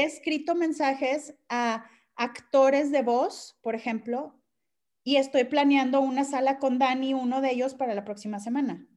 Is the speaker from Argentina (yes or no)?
no; Monterrey, Nuevo León, Mexico; yo soy de acá de Monterrey